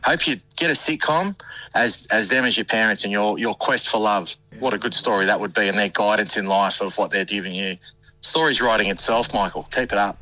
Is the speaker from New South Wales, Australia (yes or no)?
yes; Wollongong, New South Wales, Australia; now in Perth, Australia; I was born in Wollongong, and you know, so I always have a connection to there.